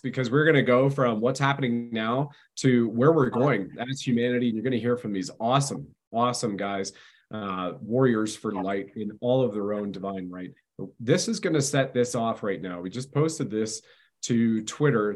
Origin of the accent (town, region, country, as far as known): Canada